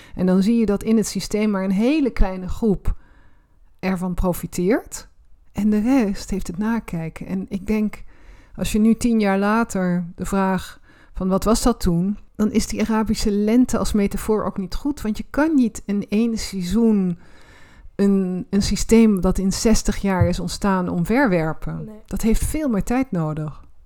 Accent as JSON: {"language": "Dutch", "town": "Roermond", "region": "Limburg", "country": "Netherlands", "tie": "born or raised there", "said": "Ik ben in Roermond opgegroeid"}